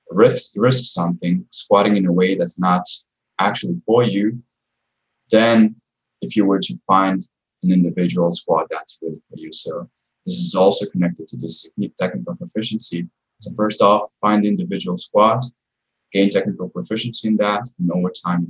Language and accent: English; Croatia; I come from Croatia and, you know, people are still old school there.